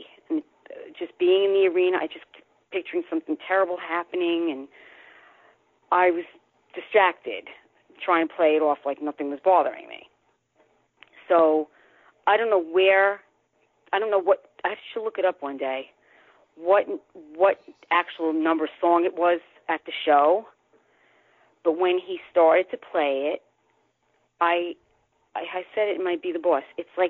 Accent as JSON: {"language": "English", "town": "Bronx", "region": "New York", "country": "United States", "tie": "born or raised there", "said": "I was born in the Bronx, born and raised."}